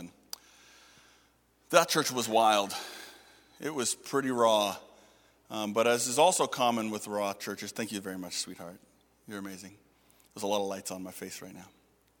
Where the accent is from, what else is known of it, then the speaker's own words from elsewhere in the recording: Toronto, Ontario, Canada; This church was crazy, and I was from Toronto. I knew crazy